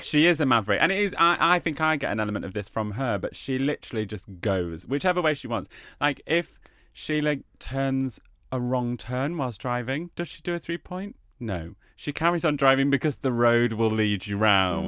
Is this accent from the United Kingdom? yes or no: yes; United Kingdom; also born or lived in Australia; we as British people